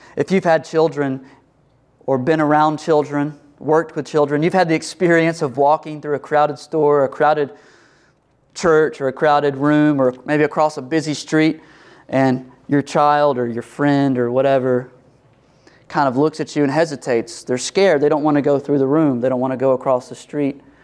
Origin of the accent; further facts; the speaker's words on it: United States; we're American